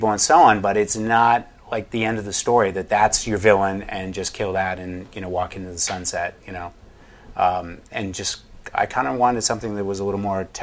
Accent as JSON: {"language": "English", "region": "New England", "country": "United States", "tie": "born or raised there", "said": "I grew up in New England"}